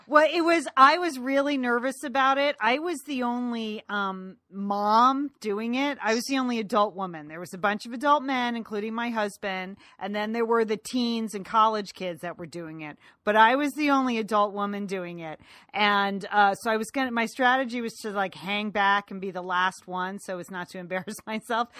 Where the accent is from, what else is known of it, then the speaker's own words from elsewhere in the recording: Ireland; I say that as an Irish woman